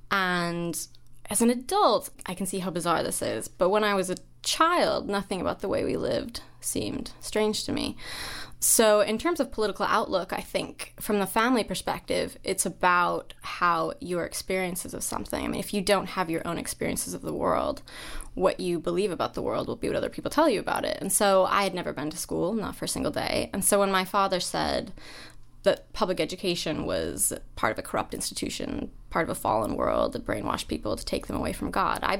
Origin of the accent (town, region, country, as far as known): Idaho, United States; born or raised there